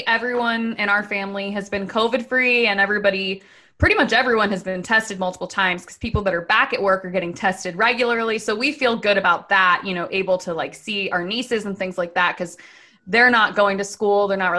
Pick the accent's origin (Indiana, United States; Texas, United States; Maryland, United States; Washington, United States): Maryland, United States; Laurel; Okay, so I'm from Laurel, Maryland, which if you're not from Maryland, it's a pretty big, I mean, it's like a pretty big town.